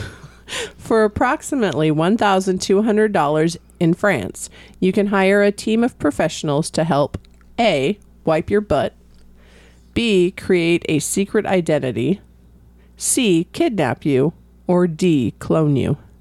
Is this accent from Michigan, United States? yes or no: no; California, United States; moved away; I'm from California